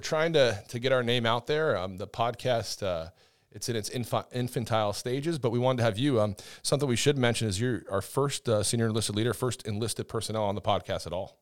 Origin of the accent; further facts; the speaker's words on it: Northeast, United States; I'm from the Northeast, so I'm a, I'm a Yankee up there